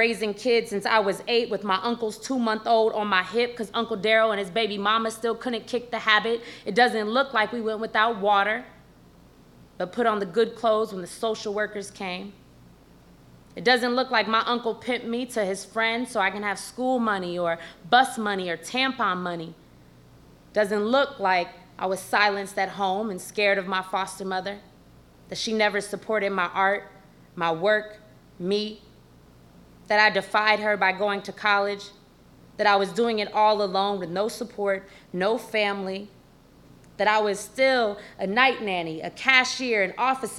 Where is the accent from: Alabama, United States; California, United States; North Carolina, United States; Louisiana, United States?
California, United States; San Francisco; it doesn't look like I'm from the Tenderloin of San Francisco, where to this day, needles litter the street, crack pipes are as regular as cigarettes.